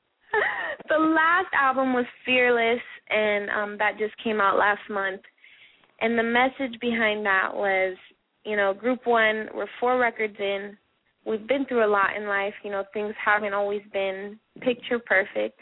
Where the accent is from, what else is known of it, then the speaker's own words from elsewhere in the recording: Florida, United States; Florida spots, which is my home state.